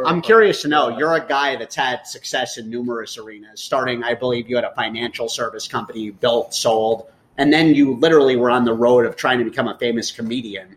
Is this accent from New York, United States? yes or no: yes; New York, United States; moved away; I was born in New York